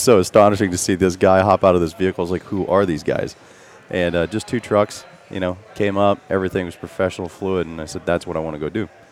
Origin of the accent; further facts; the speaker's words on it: Metropolis, Illinois, United States; moved away as an adult; now in Tampa Bay area, United States; Metropolis, Illinois